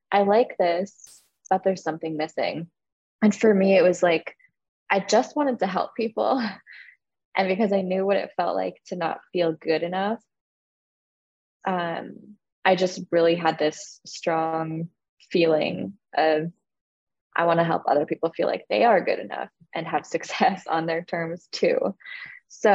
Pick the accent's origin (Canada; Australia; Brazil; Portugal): Canada; I'm Canadian